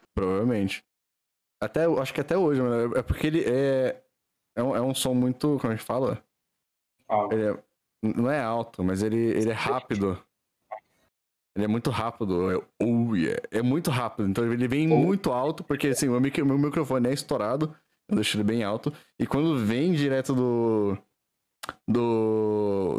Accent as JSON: {"language": "Portuguese", "town": "Valinhos", "region": "São Paulo", "country": "Brazil", "said": "Eu sou de Valinhos"}